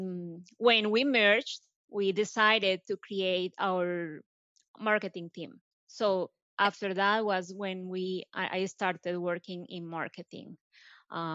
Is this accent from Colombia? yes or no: yes; Colombia; English is a second language; moved away as an adult; now in United States; I'm originally from Colombia, as you can tell by my accent. I came here back in 2006 to do an internship